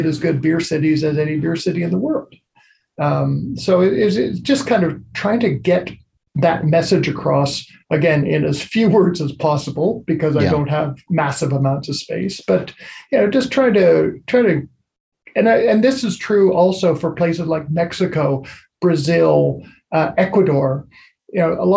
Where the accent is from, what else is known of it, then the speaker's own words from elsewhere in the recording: Canada; my home country